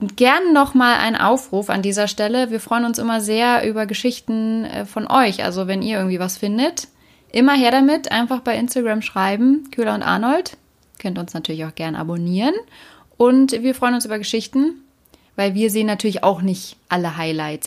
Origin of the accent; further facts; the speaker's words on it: Berlin, Germany; ich bin ja Berlinerin